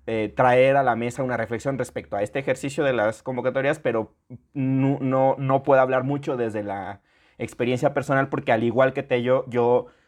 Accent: Mexico

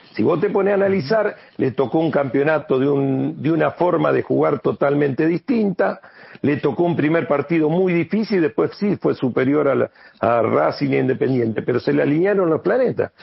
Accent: Santa Fe, Argentina; yo salí de acá, de esta ciudad, yo salí de la Liga Santafesina de Fútbol

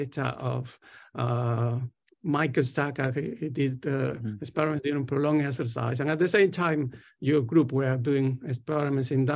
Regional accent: Tenerife, Canary Islands, Spain; English is a second language; moved away as an adult; also born or lived in Barcelona, Spain / Austin, Texas, United States; now in London, United Kingdom; I'm originally from Spain, from the Canary Islands, close to Africa, an island called Tenerife.

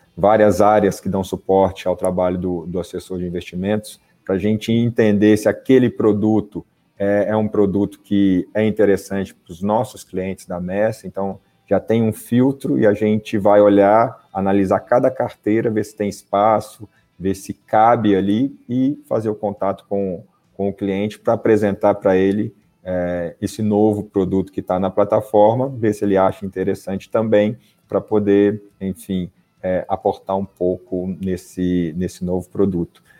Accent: Belo Horizonte, Minas Gerais, Brazil; moved away as an adult; also born or lived in São Paulo; Sou de Belo Horizonte, é, fiz a minha categoria de base no América Mineiro

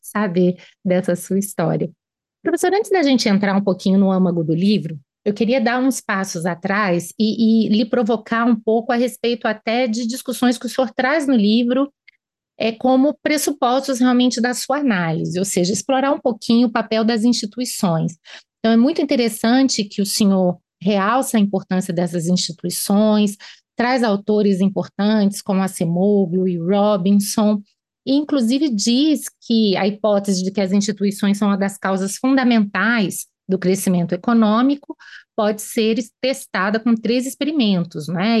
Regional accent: Brasília, Federal District, Brazil; Sabe que eu sou filha de mãe pernambucana, pai paraibano, médico também, mas já nasci aqui em Brasília.

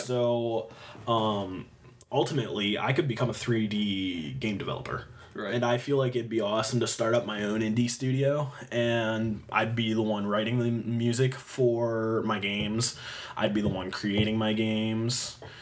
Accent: Fredonia, Pennsylvania, United States; I grew up in Fredonia

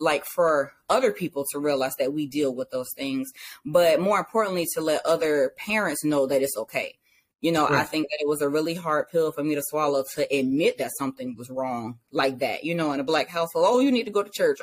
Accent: Savannah, Georgia, United States; now in Virginia, United States; I am originally from Savannah, Georgia. I reside in Virginia now.

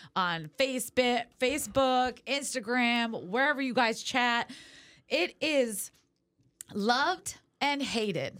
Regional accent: California, United States; moved away; also born or lived in New England / Las Vegas; I'm originally from California

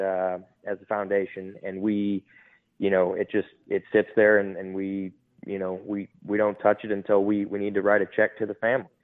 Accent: Detroit, Michigan, United States; moved away as an adult; now in Texas, United States; I was born and raised in Detroit, Michigan.

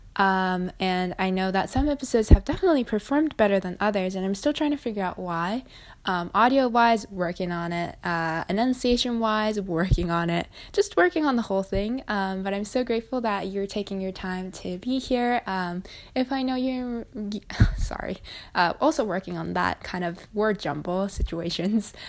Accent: Japan; I'm from Japan as well

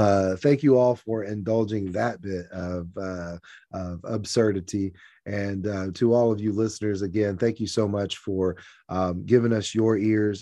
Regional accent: Conway, Arkansas, United States; I think everything about Conway is special. I am not ashamed to brag on my hometown.

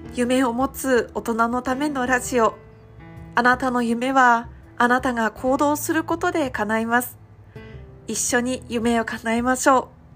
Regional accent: Iwate, Japan; now in Kohama Island, Okinawa, Japan; 私が地元の岩手県からはるか何千キロも離れたこの沖縄県の離島小浜島に来る

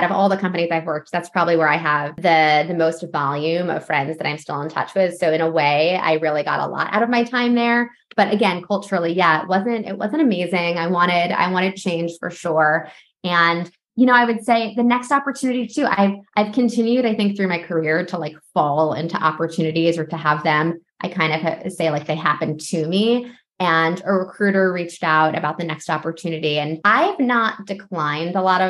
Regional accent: New York, United States; also born or lived in Los Angeles; I'm from New York

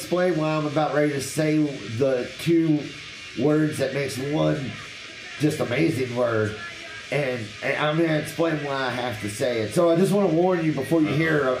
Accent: Tennessee, United States; I'm not from here. I'm from Tennessee.

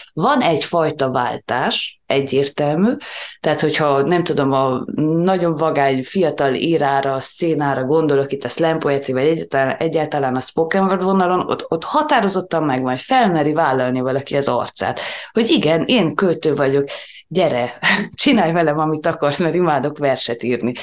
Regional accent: Transylvania, Romania; mi azért itt Erdélyben, pláne Erdély magyarként, talán egy kicsit konzervatívabbak vagyunk

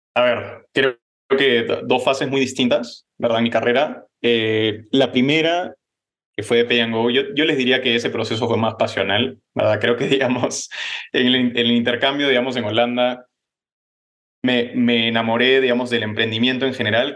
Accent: Peru; also born or lived in Los Angeles, United States / Netherlands; Yo nací en Los Ángeles, pero me crié en, en Perú, ¿verdad? ahí estudié en Lima

